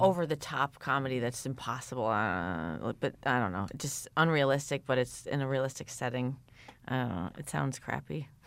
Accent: New York, United States; I'm from New York

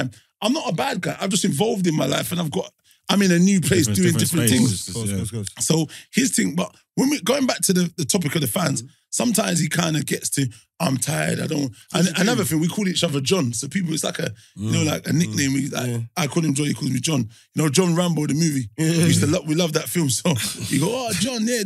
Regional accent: London, United Kingdom; we're from London.

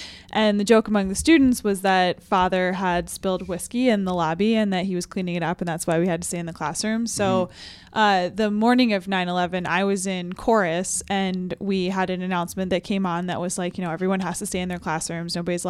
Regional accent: New Jersey, United States; growing up in New Jersey

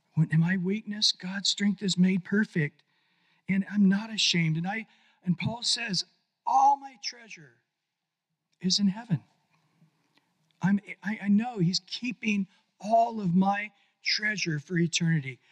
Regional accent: Visalia, California, United States; I grew up in Central California in Visalia in the 60s

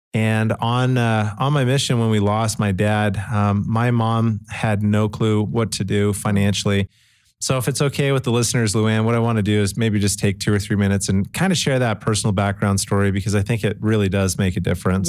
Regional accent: Calgary, Alberta, Canada; now in Utah, United States; I grew up in Calgary, Canada

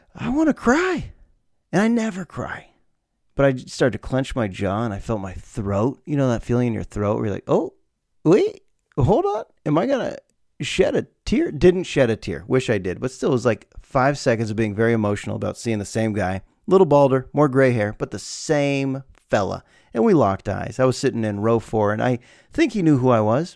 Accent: United States; A lot of us here in America

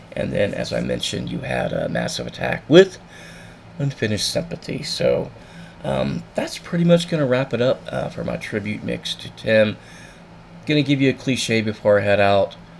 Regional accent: Satellite Beach, Florida, United States; growing up in Satellite Beach

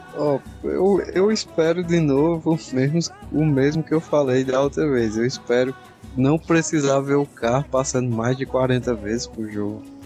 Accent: Northeast Region, Brazil; eu sou do Nordeste

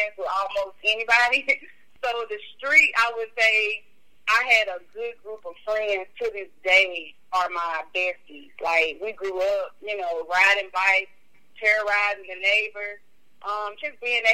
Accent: Memphis, Tennessee, United States; I'm originally from South Memphis, Tennessee.

